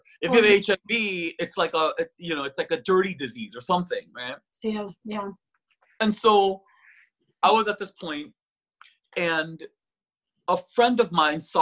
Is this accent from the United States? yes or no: yes; California, United States; accent: valley girl; also born or lived in Korea; I'm a Californian.